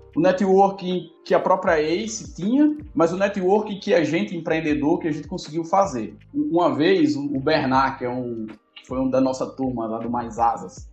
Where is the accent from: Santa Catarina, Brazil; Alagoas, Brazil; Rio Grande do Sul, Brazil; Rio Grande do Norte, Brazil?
Rio Grande do Norte, Brazil; Natal; moved away as an adult; also born or lived in Piracicaba, São Paulo / Fortaleza; now in São Paulo, Brazil; eu sou nascido em Piracicaba, aqui no interior de São Paulo, quando meu pai veio fazer mestrado na Exalc. Fui criado no Rio Grande do Norte, em Natal